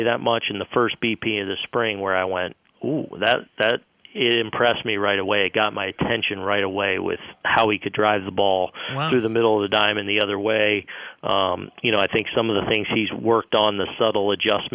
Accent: West Coast, United States; moved away; being from the West Coast

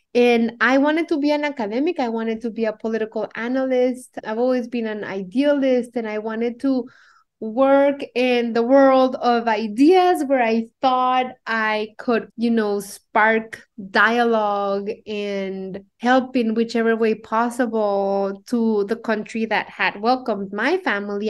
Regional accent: Mexico City, Mexico; accent: Mexican; English is a second language; moved away as an adult; now in United States; I was born and raised in Mexico City

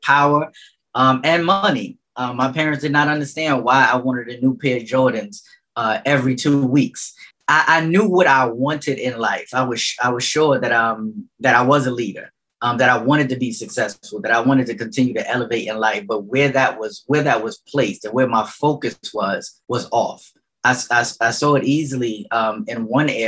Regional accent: New York City, New York, United States; I grew up in St. Nicholas projects

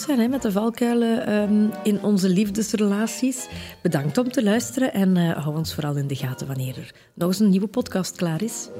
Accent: Belgium; Ik kom uit de Kempen

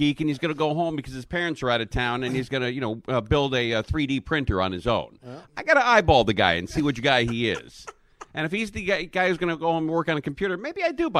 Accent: Los Angeles, California, United States; I grew up in the Valley. I grew up born in Cedars of Lebanon, which is now a Scientology building.

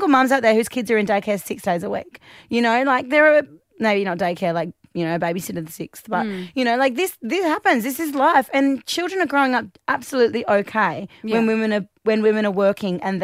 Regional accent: Australia; being Australian

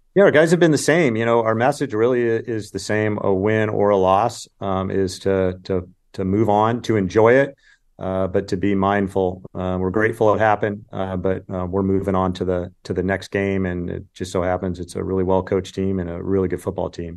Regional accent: California, United States; I grew up in California

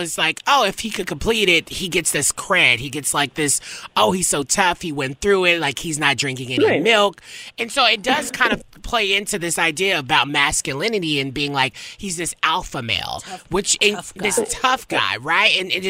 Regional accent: the South, United States; I'm from the South, right?

